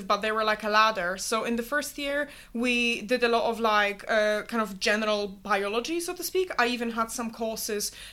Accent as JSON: {"language": "English", "country": "Poland", "tie": "born or raised there", "also_born_or_lived": "Glasgow, Scotland / Melbourne, Australia", "moved": "as an adult", "lives_now": "Oxford, United Kingdom", "said": "I grew up and lived in Poland until I was 18, and I wanted to study abroad"}